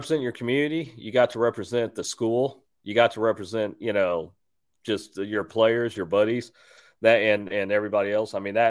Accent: Houston, Texas, United States; I grew up in Houston

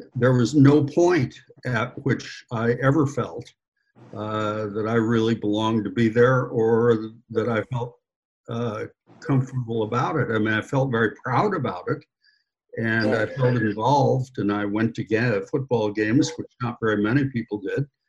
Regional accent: Omaha, Nebraska, United States; moved away as an adult; I was from Omaha.

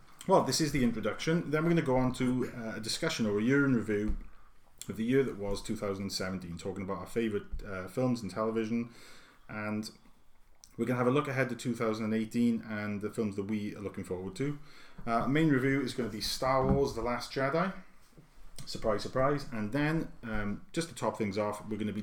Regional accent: United Kingdom; being British

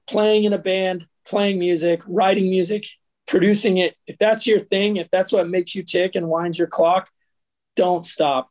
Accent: Katy, Texas, United States; moved away; also born or lived in Southern California; being a native Texan

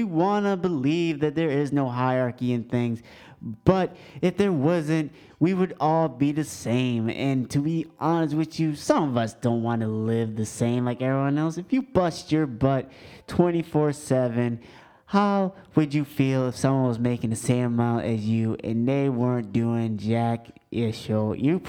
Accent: England, United Kingdom; first language English; because I'm English. English is my first language.

